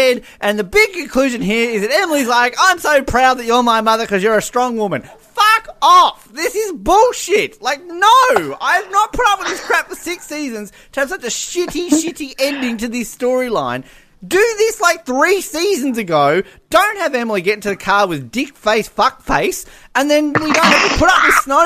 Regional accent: Australia; I'm Australian.

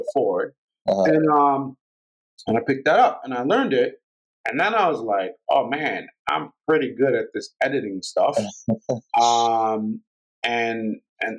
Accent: New York City, New York, United States; I grew up in Brooklyn

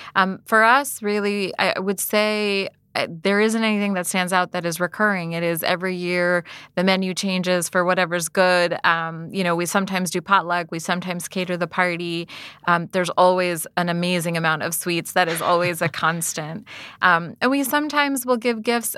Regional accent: United States; I was born and raised in America

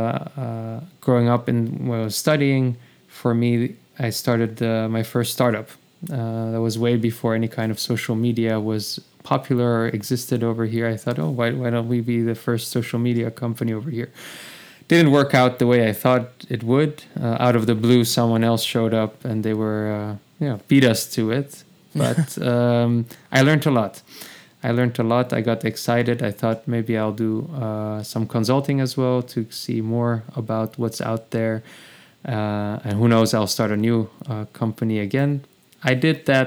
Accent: The Hague, South Holland, Netherlands; now in Amsterdam, Netherlands; I'm in Amsterdam. I was born in the Hague

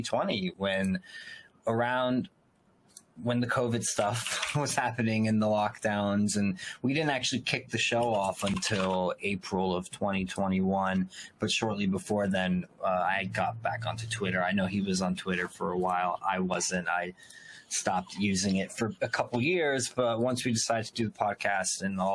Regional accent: Elizabeth, New Jersey, United States; I'm from Elizabeth, so I'm not from a small town. I'm from, the city

